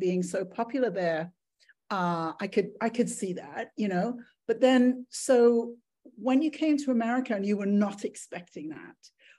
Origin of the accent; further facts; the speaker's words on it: England, United Kingdom; moved away; I grew up in England